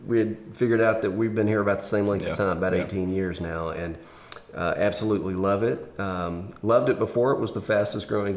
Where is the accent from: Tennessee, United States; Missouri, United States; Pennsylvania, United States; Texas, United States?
Tennessee, United States; Memphis; also born or lived in Nashville; I grew up in Memphis making music and had a band